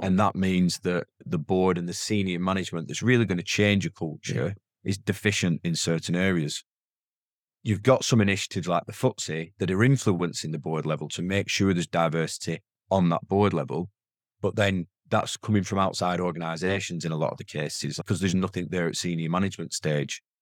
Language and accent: English; the north of England, United Kingdom; accent: strong northern; my accent's a very strong northern accent